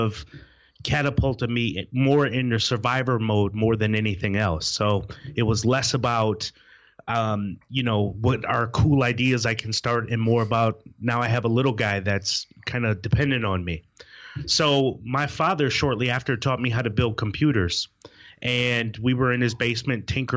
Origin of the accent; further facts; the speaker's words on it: Wisconsin, United States; moved away as an adult; now in Raleigh, United States; It's where I was born and raised in Wisconsin